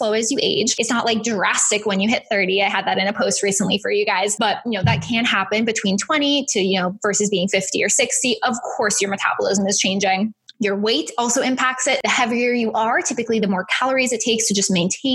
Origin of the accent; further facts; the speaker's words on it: Boston, Massachusetts, United States; accent: Boston; moved away; my Boston accent